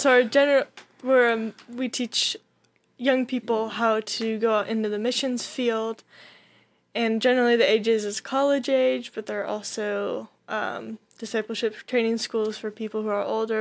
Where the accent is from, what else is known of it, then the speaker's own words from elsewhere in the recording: Whitefish, Montana, United States; moved away as an adult; now in Las Vegas, United States; I'm from Whitefish, Montana.